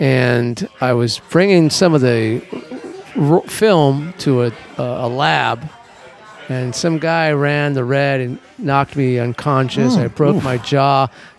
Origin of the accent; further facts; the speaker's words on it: Los Angeles, California, United States; now in New Orleans, United States; Yeah, I'm from Los Angeles.